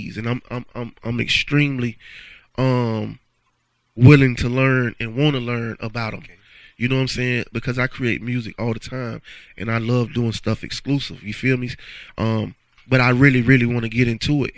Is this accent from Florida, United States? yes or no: yes; Panama City, Florida, United States; I got a radio station in my hometown